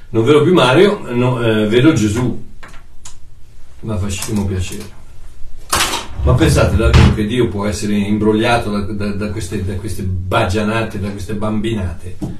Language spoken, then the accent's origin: Italian; Italy; moved away as an adult; Io sono italiano, ok? Nato in Italia, da genitori italiani, vissuto in Italia per 21 anni